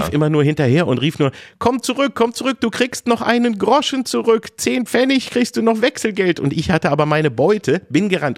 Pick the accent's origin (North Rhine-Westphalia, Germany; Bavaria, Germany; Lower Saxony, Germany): Lower Saxony, Germany; Engelbostel; zu dem kleinen äh, Krämerladen, den es da bei uns in Engelbostel nur gab